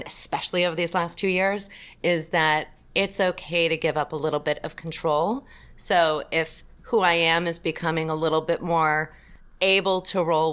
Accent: North Ridgeville, Ohio, United States; the town that I grew up in outside of Cleveland, Ohio, was North Ridgeville

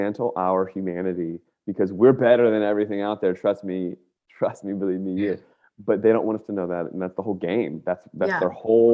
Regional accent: Northern Virginia, United States; I grew up in Northern Virginia, right outside of all of the stuff, like Dulles Airport

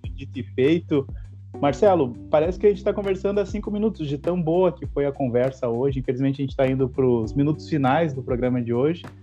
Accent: Rio Grande do Sul, Brazil; eu fui em lugares fora do Rio Grande do Sul e eu falei, eu sou gaúcho

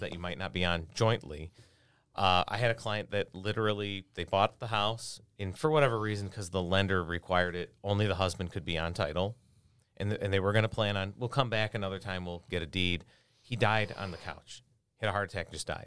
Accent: Lemont, Illinois, United States; also born or lived in Homer Glen, Illinois / Chicago, Illinois; I grew up in Lamont

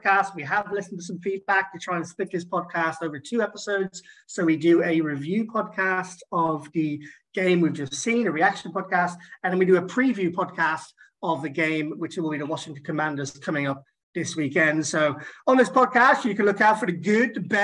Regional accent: Ireland; I'm Irish.

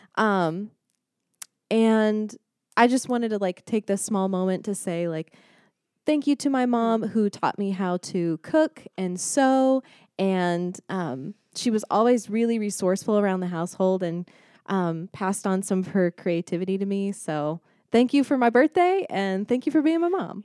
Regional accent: Mansfield, Texas, United States; moved away as an adult; grew up in Dallas, Texas, or around Dallas, mm-hmm. Texas. It's a place called Mansfield.

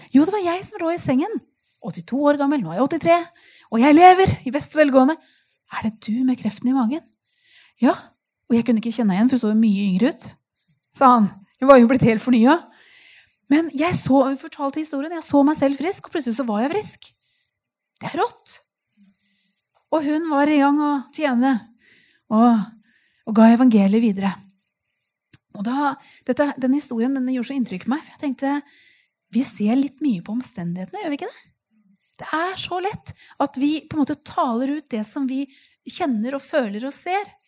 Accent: Nøtterøy, Vestfold, Norway; also born or lived in Tønsberg; Jeg kommer jo helt fra Nøtterøy

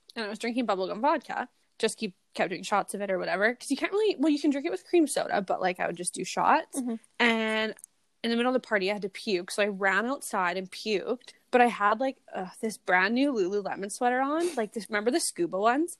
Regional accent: Canada; accent: Canadian redneck; a fucking Canadian redneck accent

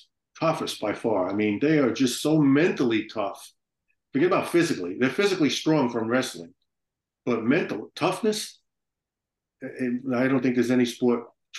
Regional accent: New York City, New York, United States; I grew up in Brooklyn.

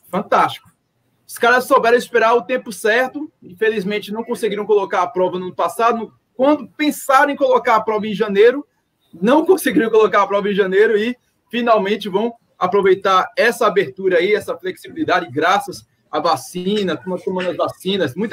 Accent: Jaboatão, Pernambuco, Brazil; Vocês são de Recife, eu sou de Jaboatão e eu não tenho muito o que fazer.

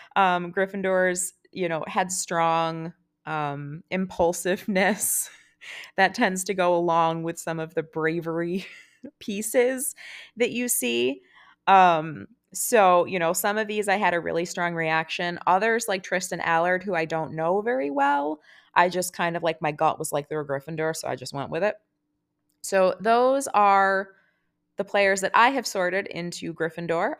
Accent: United States; as an American fan

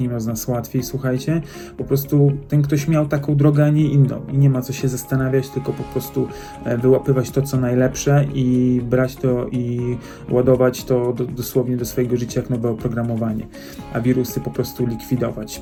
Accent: Poland; jesteśmy Poland

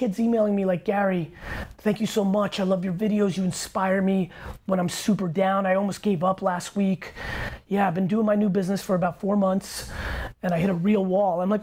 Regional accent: Russia; now in United States; I was born in Russia.

